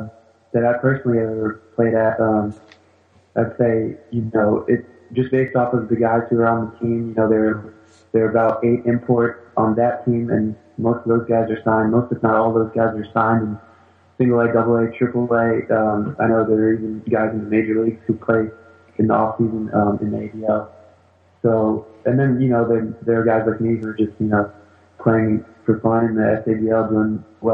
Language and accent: English; France; born there; I was born in France, and I always wanted to play for the national team once I found out they had one.